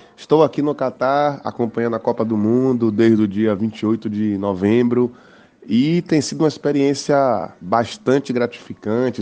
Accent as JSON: {"language": "Portuguese", "region": "Bahia", "country": "Brazil", "said": "eu sou da Bahia"}